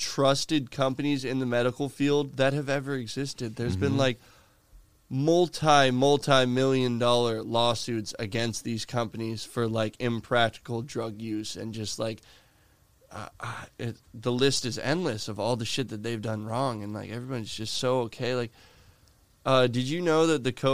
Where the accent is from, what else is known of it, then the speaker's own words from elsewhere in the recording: Florida, United States; my hometown is not as enjoyable as it once was